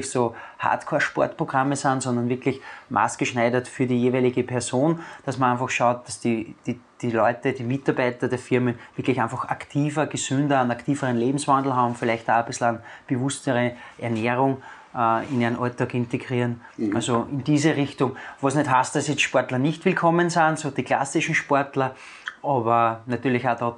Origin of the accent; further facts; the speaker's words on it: Amstetten, Lower Austria, Austria; Ich bin gebürtiger Amstettner und ziehe meine Kreise hauptsächlich in der wunderschönen Natur vom Mostviertel.